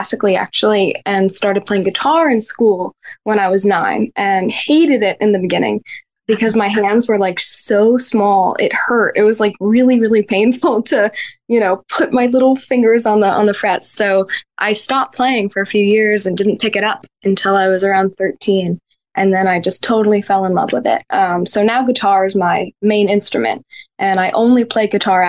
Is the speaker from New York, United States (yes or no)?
yes; Woodstock, New York, United States; moved away as an adult; now in Nashville, United States; I grew up in Woodstock and lived there my whole life until just this year when I moved to Nashville, Tennessee at the beginning of 2023.